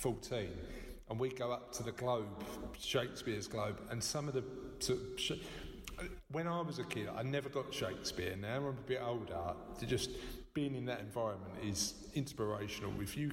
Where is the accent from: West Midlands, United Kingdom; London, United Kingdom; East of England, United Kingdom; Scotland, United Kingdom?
London, United Kingdom; I'm only a boy from Canning Town.